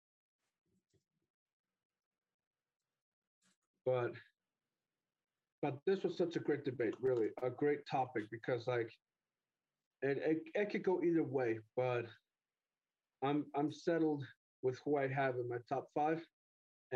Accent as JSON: {"language": "English", "region": "Arizona", "country": "United States", "said": "I'm from Arizona"}